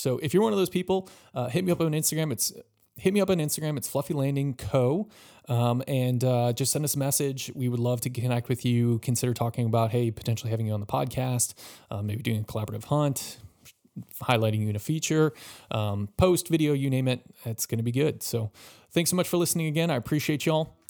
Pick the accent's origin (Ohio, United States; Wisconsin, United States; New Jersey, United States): Wisconsin, United States; now in Florida, United States; I'm from Wisconsin